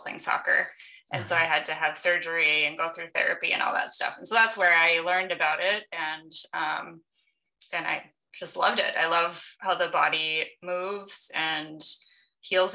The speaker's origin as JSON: {"language": "English", "region": "southern Wisconsin", "country": "United States", "tie": "born or raised there", "also_born_or_lived": "Tennessee", "said": "I grew up in southern Wisconsin"}